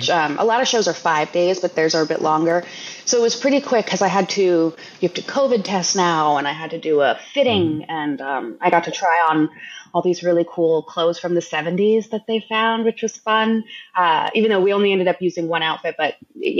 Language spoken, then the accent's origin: English; Los Angeles, California, United States; I grew up in Los Angeles